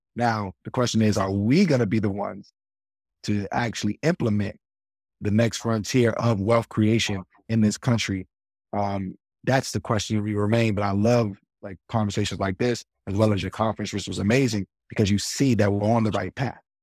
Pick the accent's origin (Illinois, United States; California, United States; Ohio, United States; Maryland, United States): Maryland, United States; Baltimore; we grew up in Baltimore